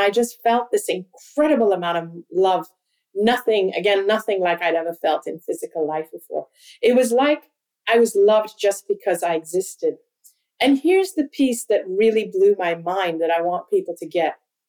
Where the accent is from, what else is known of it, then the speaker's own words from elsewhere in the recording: Hong Kong; also born or lived in India; My parents are Hindu. We're Indian, ethnically Indian. I've never lived in India. I've always grown up outside of India. We traveled because of my dad's work. I actually went to school in Hong Kong, which is predominantly a Chinese city.